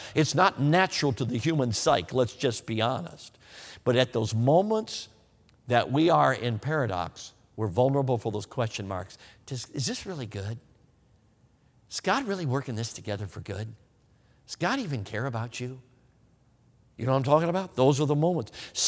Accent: Wisconsin, United States; Hey, listen, I'm from Wisconsin. I will take 30 degrees in snow any day over 40 degrees in rain any day.

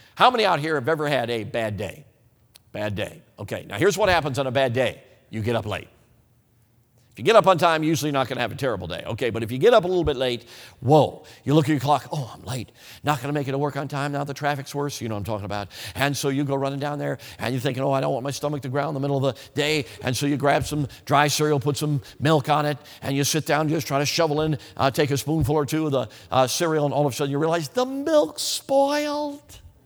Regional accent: Chicago, Illinois, United States; also born or lived in Wisconsin; I grew up in Chicago, so I don't know a lot about agriculture.

